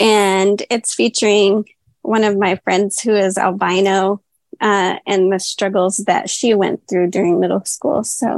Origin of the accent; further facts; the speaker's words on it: Texas, United States; Yes, actually, in Northwest Texas.